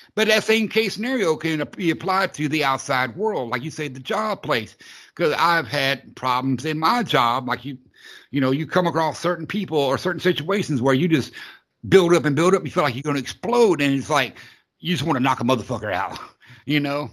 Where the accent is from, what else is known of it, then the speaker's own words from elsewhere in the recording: Florida, United States; I'm a southerner. I'm from Florida